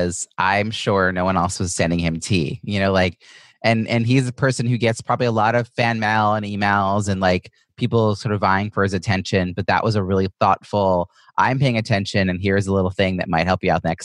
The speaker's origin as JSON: {"language": "English", "area": "Long Island", "region": "New York", "country": "United States", "moved": "yes", "said": "I'm originally from Long Island, so I know a lot of people in the area from my family"}